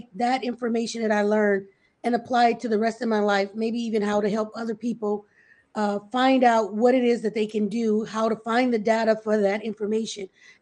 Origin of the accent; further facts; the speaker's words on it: Louisiana, United States; moved away as an adult; also born or lived in New Orleans, Louisiana; now in Georgia, United States; hospitality was something I kind of grew up on because I'm from Louisiana